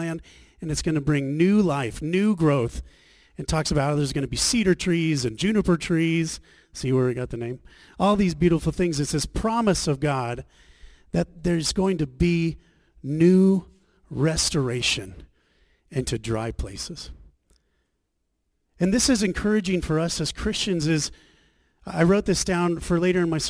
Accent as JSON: {"language": "English", "country": "Australia", "also_born_or_lived": "Scottsdale, Arizona", "moved": "yes", "said": "we're from Australia"}